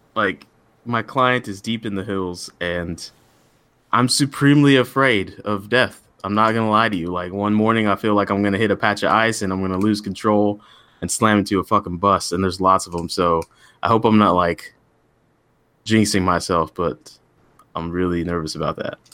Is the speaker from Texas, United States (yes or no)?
yes; Texas, United States; I'm from Texas